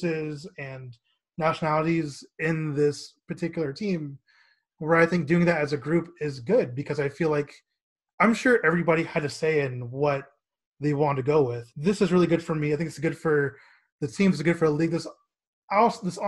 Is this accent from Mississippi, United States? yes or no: no; Garland, Texas, United States; I'm originally from Garland, Texas